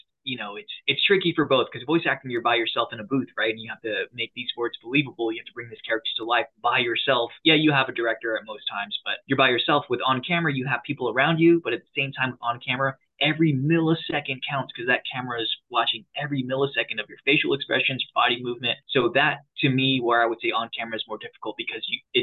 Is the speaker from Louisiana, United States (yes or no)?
no; San Diego, California, United States; I'm from San Diego, California